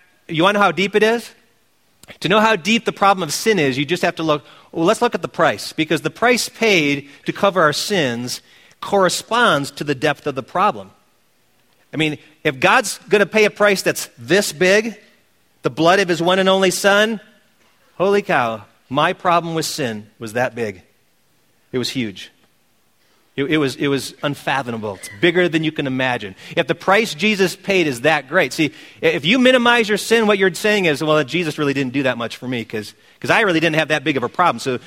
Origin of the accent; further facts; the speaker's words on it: Wisconsin, United States; my home state team being the Green Bay Chopping Blocks